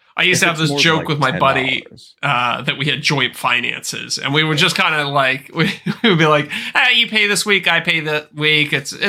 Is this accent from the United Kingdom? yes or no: no; Canada; yeah, as a Canadian, I'm used to just getting screwed over on every financial transaction.